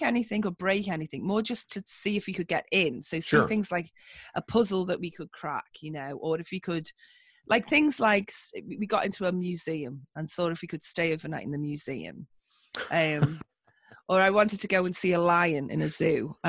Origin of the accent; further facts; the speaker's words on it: Liverpool, North West England, United Kingdom; accent: northern; I grew up in a part of the UK called Liverpool, okay. Which is why you can hear my rich northern